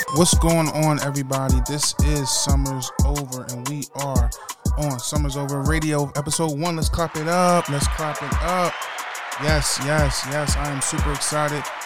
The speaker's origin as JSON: {"language": "English", "town": "Salisbury", "region": "Maryland", "country": "United States", "tie": "born or raised there", "said": "I was born in Salisbury, Maryland."}